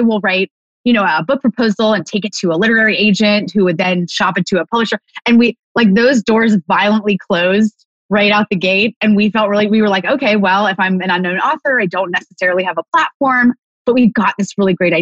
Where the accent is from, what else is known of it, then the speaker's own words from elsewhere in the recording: California, United States; moved away as an adult; also born or lived in San Diego; now in Montana, United States; I am from California, born and raised, living in Montana now